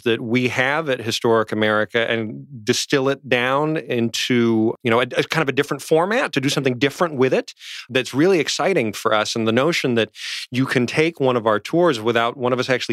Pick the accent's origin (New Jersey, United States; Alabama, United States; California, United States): New Jersey, United States; I grew up in New Jersey, too